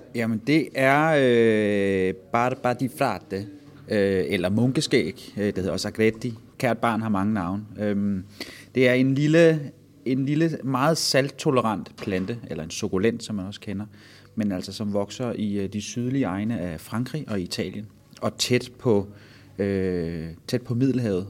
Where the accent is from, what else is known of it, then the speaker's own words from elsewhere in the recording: Vordingborg, Zealand, Denmark; moved away; Jeg var her i weekenden hjemme øh, i min fødeby. Øh, der har vi en kæmpe bøgeskov, øh, som hedder Kirkeskoven